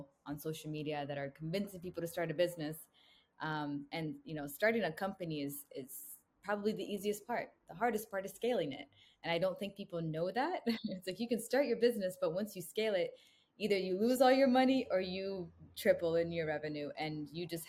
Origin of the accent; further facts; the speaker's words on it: United States; moved away; also born or lived in Jerusalem / Chicago, Illinois / Cleveland, Ohio / San Diego, California; I grew up most of my life in Chicago and Cleveland, Ohio